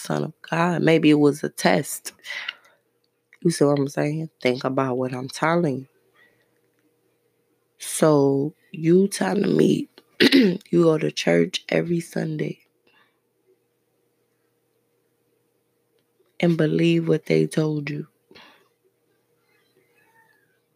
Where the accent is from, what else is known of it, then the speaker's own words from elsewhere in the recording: Brooklyn, New York, United States; moved away; I'm from Brooklyn